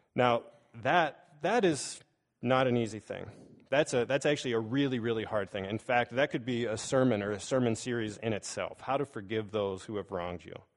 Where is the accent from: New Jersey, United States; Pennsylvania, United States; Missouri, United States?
Pennsylvania, United States; Pittsburgh; I grew up in Pittsburgh